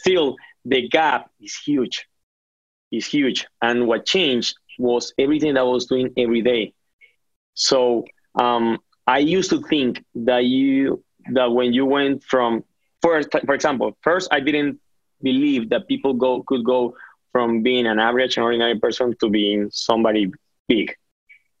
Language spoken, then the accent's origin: English; Caribbean coast, Colombia; moved away as an adult; now in Florida, United States; I'm from Colombia. I'm from the North Coast